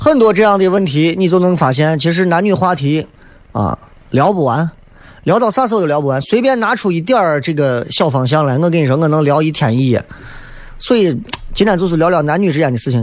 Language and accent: Chinese; Xi'an, Shaanxi, China; 咱作为一个西安人